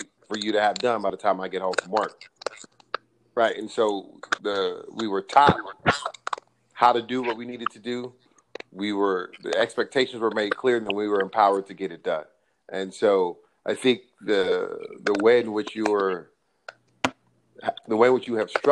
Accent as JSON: {"language": "English", "town": "Los Angeles", "region": "California", "country": "United States", "tie": "born or raised there", "said": "being a Giants fan growing up in Los Angeles"}